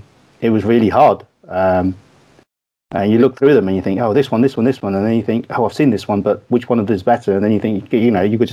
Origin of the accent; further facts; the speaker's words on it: Manchester, North West England, United Kingdom; accent: Manc; also born or lived in Kathmandu, Nepal; now in London, United Kingdom; I grew up in Manchester, every now and then people here say, oh, every now and then we can hear your Manchester accent. You're just trying to, your Manc accent, you're just trying to sound posh because you live down in London.